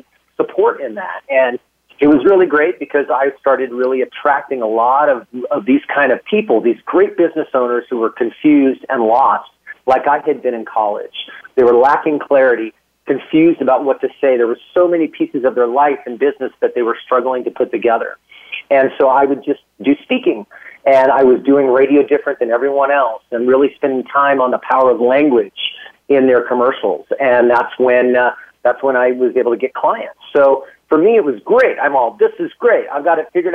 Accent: Alaska, United States; also born or lived in San Francisco Bay Area, California; now in Austin, United States; I was born and raised in Alaska.

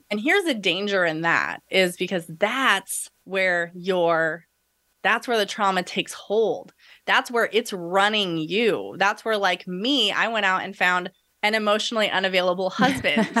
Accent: United States; We're a white middle class, you know, family growing up in America

